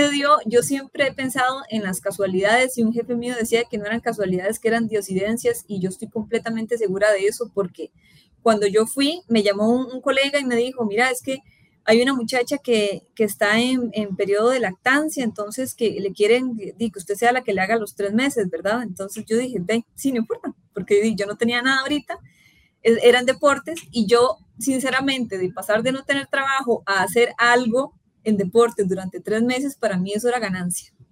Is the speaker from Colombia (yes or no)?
yes; Colombia; moved away as an adult; yo salí de Colombia en el 2015 y ya para mí llegar a, o sea, a la extra, hacer lo que a mí me gustara y en este caso que era deportes específicamente, para mí fue un gran sueño